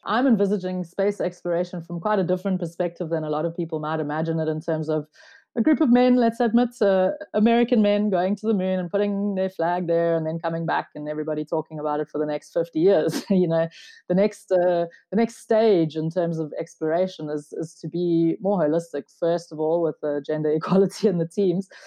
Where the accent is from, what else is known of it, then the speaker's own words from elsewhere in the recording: South Africa; I'm a South African.